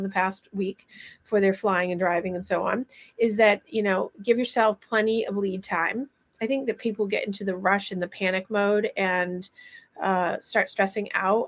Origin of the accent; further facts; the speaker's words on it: Vermont, United States; moved away; I'm originally from Vermont